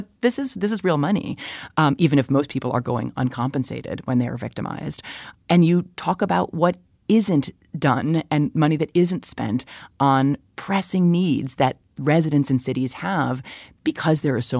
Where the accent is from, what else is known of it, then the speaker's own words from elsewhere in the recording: Chicago, Illinois, United States; My hometown of Chicago